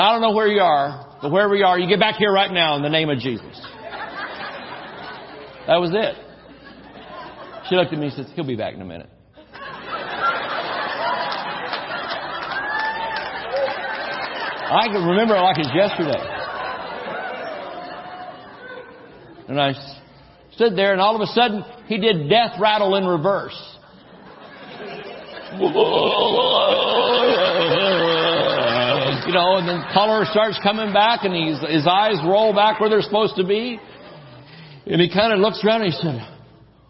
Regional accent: Georgia, United States; moved away; also born or lived in New Mexico; We're from Georgia where there's trees and things and water

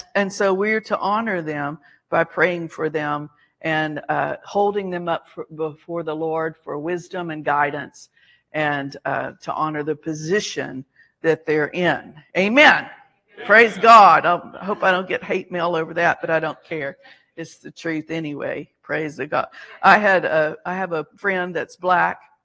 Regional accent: Alabama, United States; we were Southerners, we are from Alabama. So, you know, part of that training and upbringing is you say yes, ma'am

